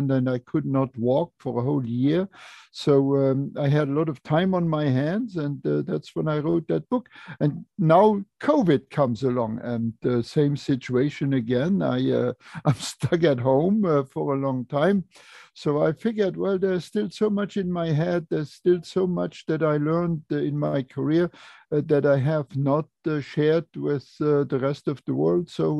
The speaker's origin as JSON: {"language": "English", "country": "Luxembourg", "tie": "born or raised there", "said": "I was born in Luxembourg, and I grew up on a farm, on a very small farm."}